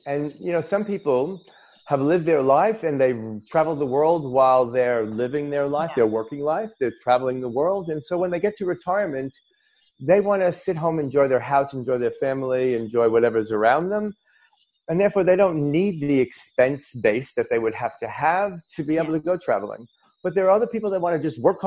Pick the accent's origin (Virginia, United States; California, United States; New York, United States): New York, United States; now in Australia; I'm an American originally, a New Yorker by birth